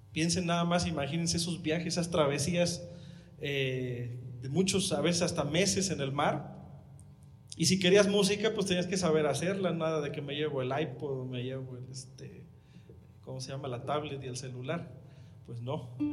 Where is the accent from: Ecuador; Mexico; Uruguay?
Mexico; Huasteca; accent: Huastecan Spanish; a nosotros como habitantes de allá, de, de los pueblitos, se nos educa diciendo que hablamos mal